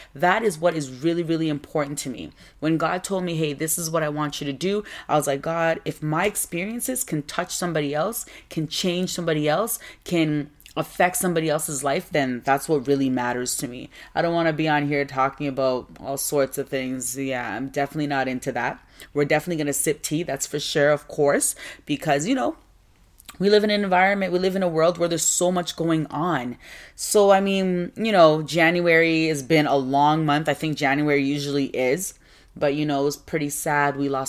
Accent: Nigeria; Well, I'm from West Africa. Both my parents are Ghanaian. So I was born in Nigeria because my parents went over there to work. But I'm Ghanaian.

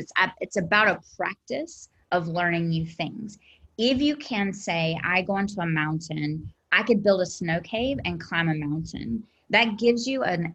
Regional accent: South Carolina, United States; I'm from South Carolina.

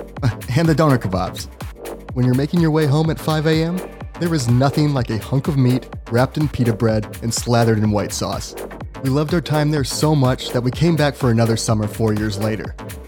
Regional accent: United States; my home country, the United States

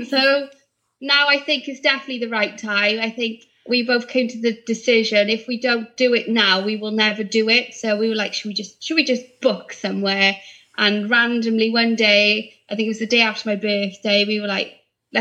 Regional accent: Barry, Wales, United Kingdom; I'm from Barry, so I live local to the store

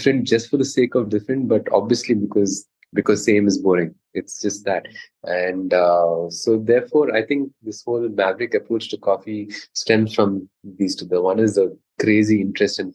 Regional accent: Mangalore, Karnataka, India; Growing up in Mangalore, coffee was a big part of our lives

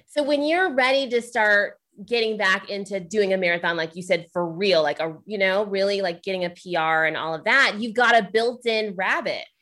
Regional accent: Ohio, United States; I'm from Ohio

